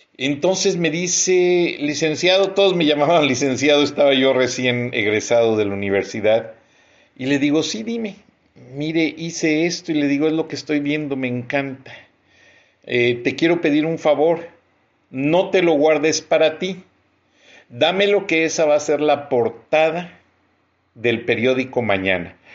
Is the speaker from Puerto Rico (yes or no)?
no; Mexico; he sido editor en jefe de tres diarios en mi país, El Centro, Contacto de León